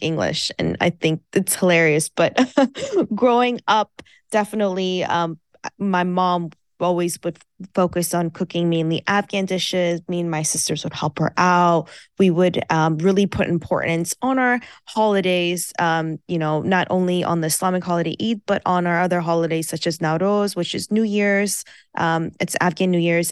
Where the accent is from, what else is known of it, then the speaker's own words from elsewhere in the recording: United States; first language Farsi; English is a second language; I was born and raised in America